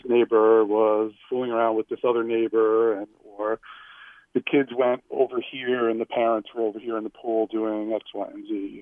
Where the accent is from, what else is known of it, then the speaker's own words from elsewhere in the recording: suburb of New York, United States; the suburb of New York